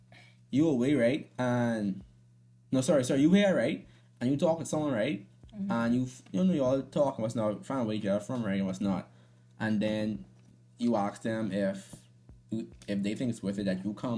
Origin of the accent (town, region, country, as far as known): Bahamas